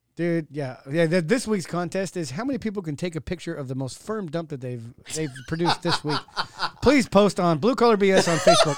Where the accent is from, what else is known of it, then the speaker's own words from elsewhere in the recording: Modesto, California, United States; I was born in Modesto